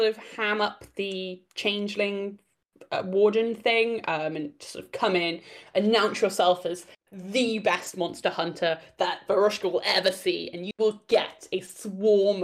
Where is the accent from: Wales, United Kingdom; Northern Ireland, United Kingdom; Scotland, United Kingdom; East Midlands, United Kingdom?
Wales, United Kingdom; I'm Welsh